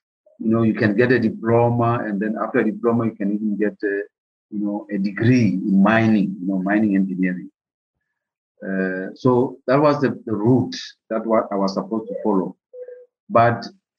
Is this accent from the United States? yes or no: no; Lesotho; growing up in Lesotho